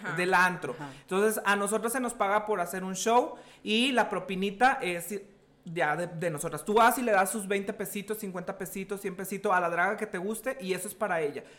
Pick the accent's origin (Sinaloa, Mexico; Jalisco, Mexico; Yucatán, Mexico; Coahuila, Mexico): Coahuila, Mexico; Sabinas; moved away as an adult; also born or lived in Monterrey; now in Saltillo, Mexico; yo soy originario de Sabinas, Coahuila, y emigré